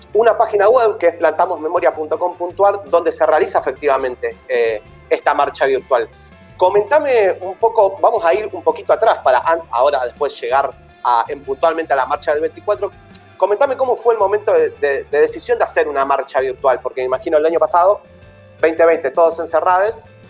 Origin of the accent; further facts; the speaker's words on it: Argentina; los argentinos y argentinas